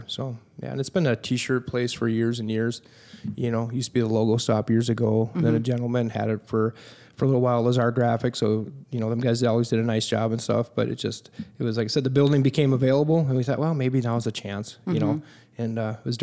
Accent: Buffalo, Minnesota, United States; both the wife and I are born and raised in Buffalo.

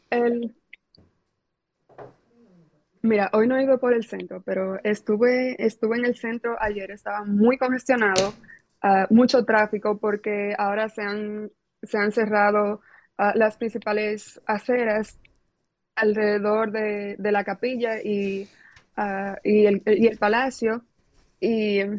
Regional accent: Dominican Republic; now in London, United Kingdom; es de República Dominicana, y le digo, ay, soy dominicana.

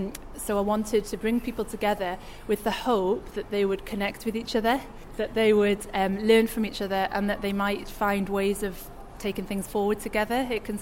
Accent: Newcastle upon Tyne, North East England, United Kingdom; moved away as an adult; now in Leeds, United Kingdom; I'm new to Leeds, so I wanted to know what was going on which would fit under the community psychology umbrella. I'm originally from Newcastle

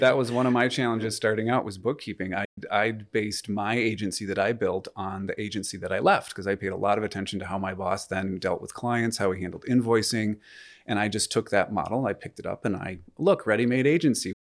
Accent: United States; moved away as an adult; also born or lived in Michigan; now in Canada; I'm American, uh, originally.

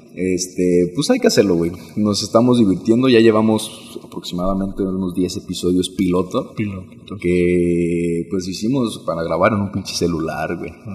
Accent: Uruapan, Michoacán, Mexico; also born or lived in Morelia; me vine a vivir otra vez a, mi ciudad natal, Uruapan, Michoacán

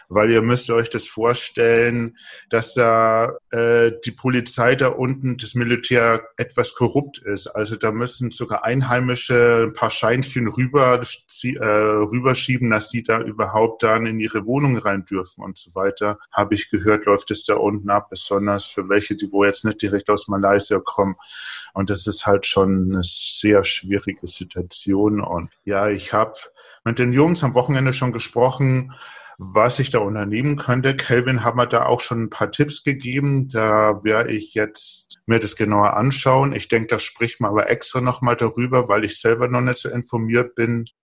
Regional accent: Bavaria, Germany; Ich komme aus Bayern, ich trinke nur Bier, also.

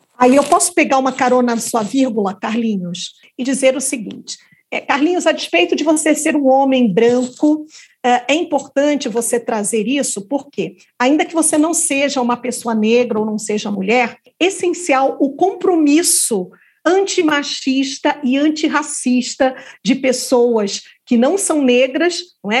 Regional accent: Rio de Janeiro, Brazil; eu também sou carioca, viu? É, então, carioca da gema do ovo da cascadura

